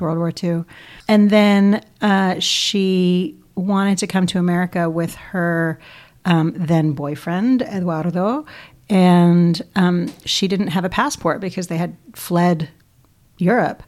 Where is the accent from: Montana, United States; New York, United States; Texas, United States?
New York, United States; New York City; born and bred in New York City, Upper West Side, Manhattan